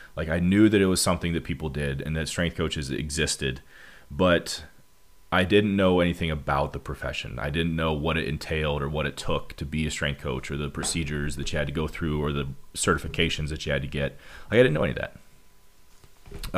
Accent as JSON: {"language": "English", "region": "Montana", "country": "United States", "also_born_or_lived": "Missouri", "moved": "as an adult", "said": "I moved from Montana, where I'm from"}